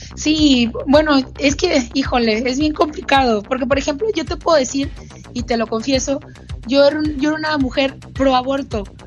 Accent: Hermosillo, Sonora, Mexico; de Hermosillo, en Sonora, justamente de donde yo soy originaria

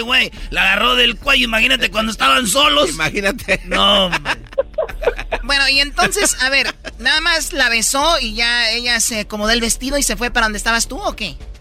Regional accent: Chihuahua, Mexico; De Chihuahua

